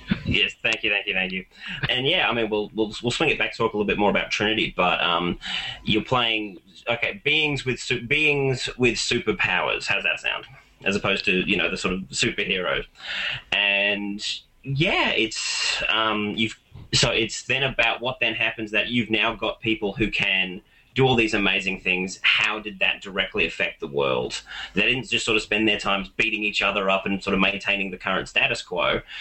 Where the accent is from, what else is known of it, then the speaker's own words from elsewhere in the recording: Australia; I am an Australian